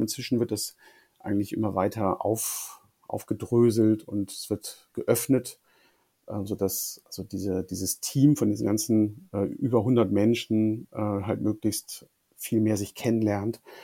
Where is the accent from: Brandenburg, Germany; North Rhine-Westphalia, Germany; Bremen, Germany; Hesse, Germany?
Bremen, Germany; moved away as an adult; also born or lived in Hanover; an meinem Heimatort in Bremen